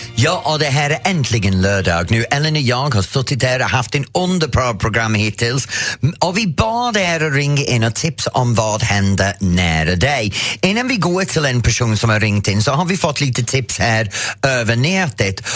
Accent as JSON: {"language": "Swedish", "region": "England", "country": "United Kingdom", "second_language": "Swedish", "moved": "yes", "lives_now": "Sweden", "said": "jag är engelsk"}